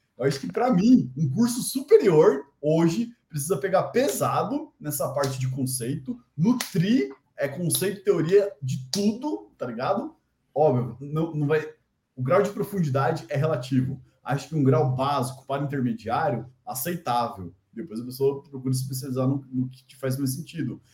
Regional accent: Brazil; a gente é brasileiro

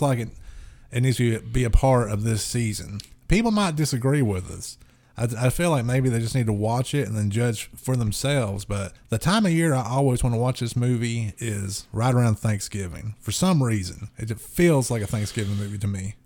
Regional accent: the South, United States

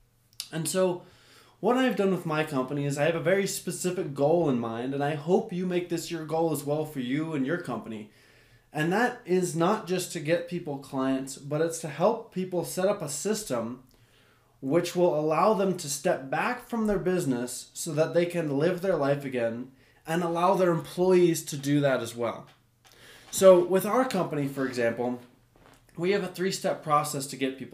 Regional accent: United States; I'm an American

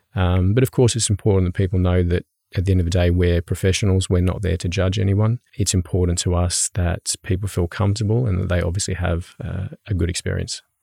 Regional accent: Brisbane, Queensland, Australia; now in Norway; I come from Australia. Um, I'm from Brisbane in Australia.

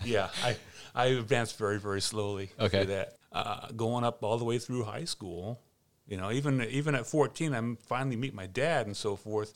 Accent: Seattle, Washington, United States; growing up in Seattle

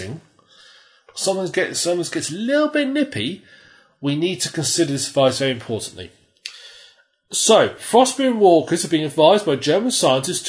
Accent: United Kingdom; We're British

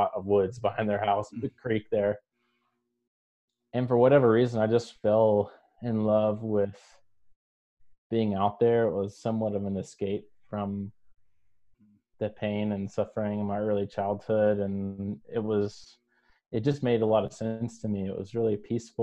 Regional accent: Greensboro, North Carolina, United States; moved away as an adult; also born or lived in California; I'm originally from North Carolina. I was born and raised in the Greensboro area.

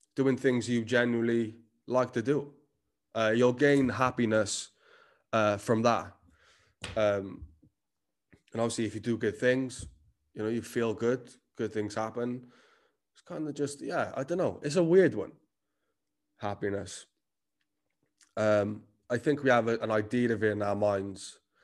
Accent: Cardiff, Wales, United Kingdom; accent: Cardiff; I am Cardiff as fuck. The accent never left me

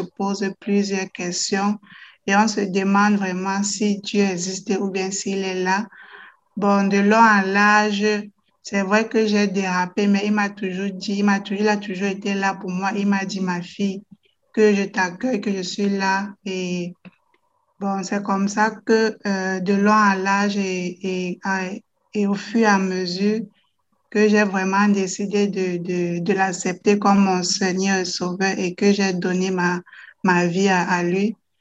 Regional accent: Cameroon; also born or lived in Netherlands; now in Belgium; je suis camerounaise

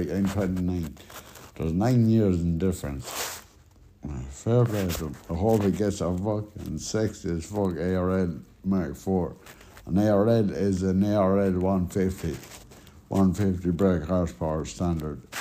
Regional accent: Connacht, Ireland; down to the south where now I'm from South Roscommon.

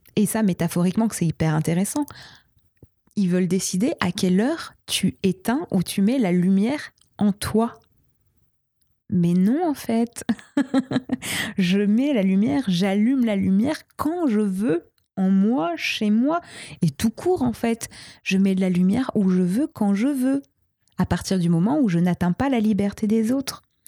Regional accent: Brittany, France; je viens de l'ouest de la France, je suis bretonne

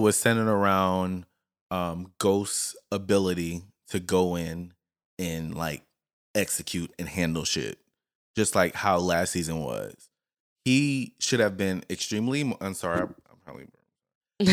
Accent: Lafayette, Louisiana, United States; moved away; we come from, and Lafayette is a very r, country place.

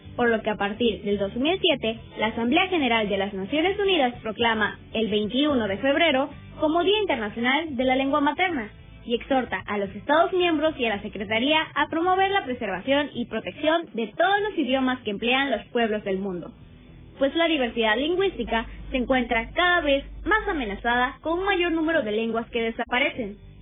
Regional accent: Mexico; la mayoría de los mexicanos tal vez podemos decir que nuestra lengua materna es el español

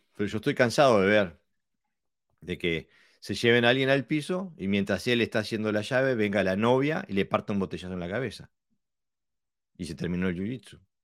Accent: Buenos Aires, Argentina; A mí de niño me pasó en Buenos Aires estar jugando, tenía yo qué sé, 10

